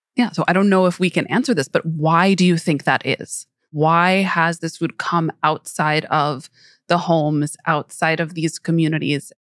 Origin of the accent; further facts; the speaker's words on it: New York, United States; I grew up in New York